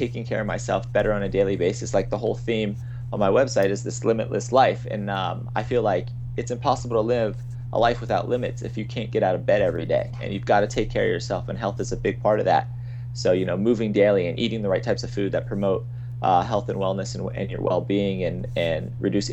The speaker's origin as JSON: {"language": "English", "region": "Virginia", "country": "United States", "tie": "born or raised there", "moved": "as an adult", "lives_now": "California, United States", "said": "around the age of 20, I would say, I left my hometown in Virginia to come out in to California"}